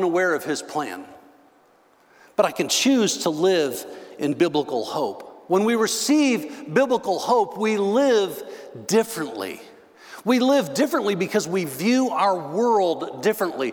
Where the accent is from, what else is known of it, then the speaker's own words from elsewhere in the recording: Northern Illinois, United States; moved away; also born or lived in Texas; Now, I grew up in Northern Illinois.